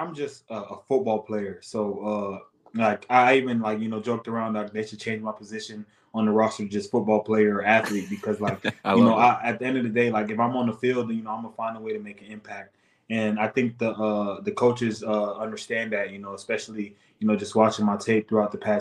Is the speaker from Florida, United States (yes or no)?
yes; Florida, United States; now in Minnesota, United States; I'm from Florida